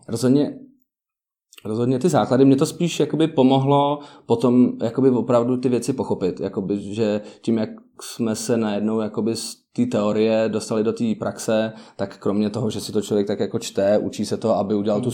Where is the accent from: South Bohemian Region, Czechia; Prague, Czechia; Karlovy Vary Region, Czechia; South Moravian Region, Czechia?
Prague, Czechia; also born or lived in United States; já jsem z Prahy